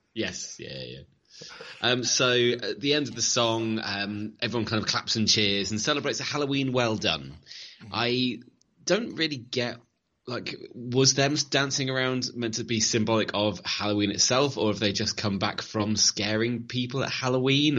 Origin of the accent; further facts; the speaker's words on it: Leicester, East Midlands, United Kingdom; I'm from Leicester